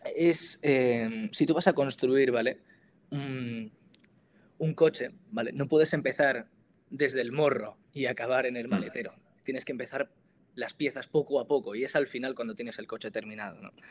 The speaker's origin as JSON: {"language": "Spanish", "town": "Granada", "region": "Andalusia", "country": "Spain", "also_born_or_lived": "Navarre", "moved": "as an adult", "lives_now": "Pamplona, Spain", "said": "soy de Granada y ahora mismo estoy estudiando comunicación audiovisual en la Universidad de Navarra"}